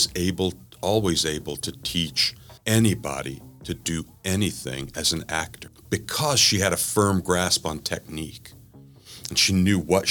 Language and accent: English; southern Mississippi, United States; I was raised in the South, in southern Mississippi, as far south in Mississippi as you can get without being in the Gulf of Mexico